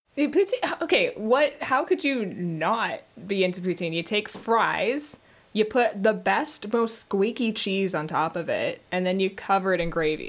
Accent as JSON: {"language": "English", "country": "Canada", "accent": "Canadian", "said": "being a Canadian voice actor"}